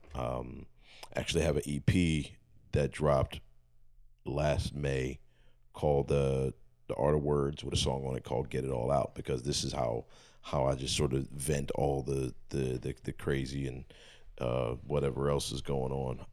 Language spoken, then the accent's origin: English; Philadelphia, Pennsylvania, United States; I'm from Philly. Um, everything I do is Philly